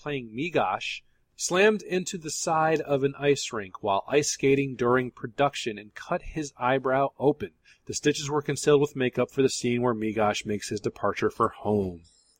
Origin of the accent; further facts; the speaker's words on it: Florida, United States; I'm from Florida, and we have hurricanes